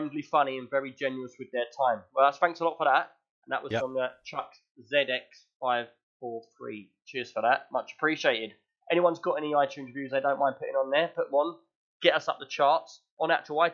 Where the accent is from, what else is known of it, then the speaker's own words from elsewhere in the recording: London, United Kingdom; I'm from West London